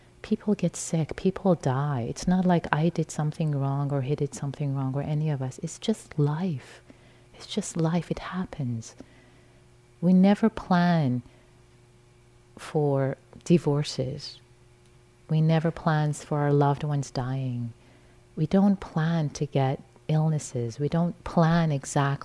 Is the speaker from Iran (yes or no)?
yes; Iran; moved away; I was raised in Iran in a liberal Muslim family in a conventional theistic framework